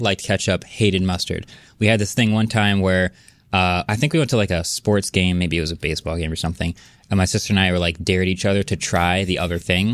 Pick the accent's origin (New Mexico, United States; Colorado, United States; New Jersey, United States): New Jersey, United States; I was born and raised in Jersey